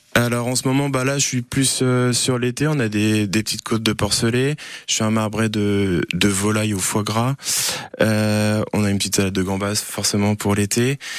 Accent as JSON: {"language": "French", "town": "Rosay-sur-Lieure", "region": "Normandy", "country": "France", "tie": "born or raised there", "said": "j'ai grandi à Rosé-sur-Lière"}